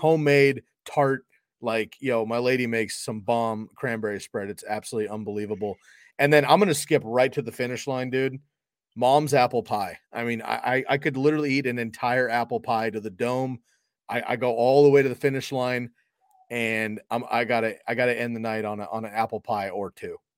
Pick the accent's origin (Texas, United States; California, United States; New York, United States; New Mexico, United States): California, United States; now in Oregon, United States; I'm from California. I live in Oregon.